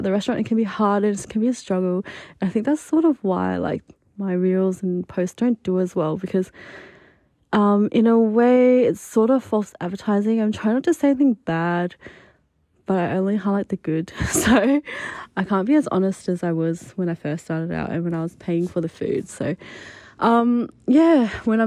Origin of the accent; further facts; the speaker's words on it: Adelaide, South Australia, Australia; moved away as an adult; also born or lived in Japan; now in Melbourne, Australia; my hometown in Adelaide